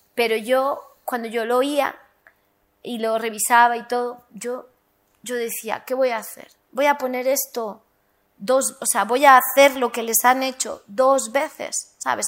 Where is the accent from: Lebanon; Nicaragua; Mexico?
Lebanon; South Lebanon; yo soy del sur del Líbano, de la frontera con Palestina.